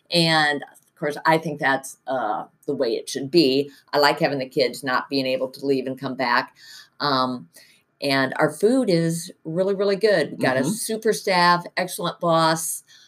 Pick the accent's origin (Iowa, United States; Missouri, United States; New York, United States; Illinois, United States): Iowa, United States; Cedar Rapids; moved away as an adult; I grew up in Cedar Rapids, and my husband Jim grew up in Iowa City